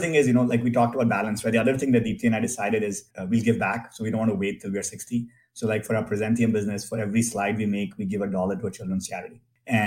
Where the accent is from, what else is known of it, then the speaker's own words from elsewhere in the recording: India; moved away as an adult; now in Silicon Valley, United States; I grew up in India in a middle-class family